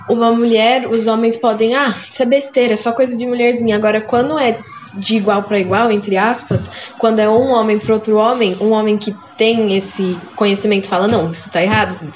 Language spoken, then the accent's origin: Portuguese; Santo André, São Paulo, Brazil; eu tenho 13 anos, eu sou do nono A e eu sou de Santo André, São Paulo.